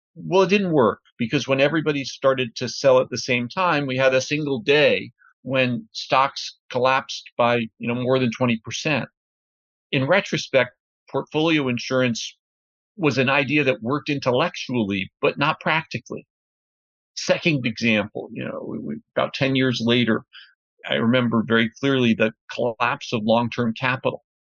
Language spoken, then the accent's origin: English; New Rochelle, New York, United States; I grew up just north of New York City in a suburb called New Rochelle